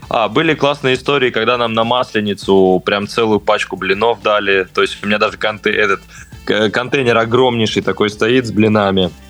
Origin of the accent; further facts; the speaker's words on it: Ivanovo, Ivanovo Oblast, Russia; now in Moscow, Russia; я сам, сам из города Невест.